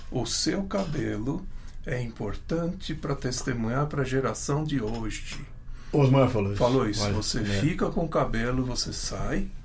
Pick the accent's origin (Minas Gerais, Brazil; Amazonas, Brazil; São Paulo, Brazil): São Paulo, Brazil; first language Ukrainian; Portuguese is a second language; eu sou nascido aqui em São